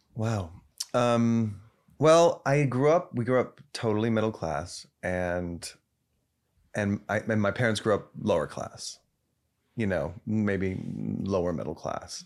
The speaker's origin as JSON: {"language": "English", "town": "Dallas", "region": "Texas", "country": "United States", "moved": "yes", "said": "I was from a suburb of Dallas"}